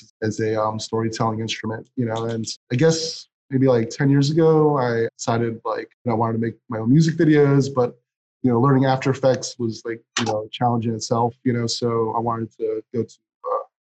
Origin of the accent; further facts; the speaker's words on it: Philadelphia, Pennsylvania, United States; moved away as an adult; also born or lived in Sweden / New York / Amsterdam / Buenos Aires; I kind of settled back in Philly, which is my hometown